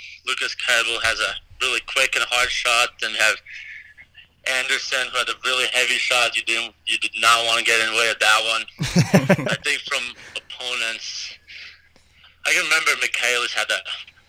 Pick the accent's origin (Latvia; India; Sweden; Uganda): Latvia; now in United States; I just grew up playing Latvia. I think we only had like 16 rinks in the whole country when I was growing up.